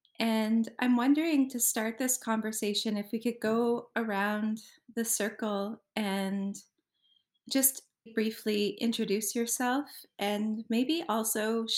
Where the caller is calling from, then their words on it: Halifax, Nova Scotia, Canada; I'm joining you from Jibuktuk, Halifax in Wabanaki territory.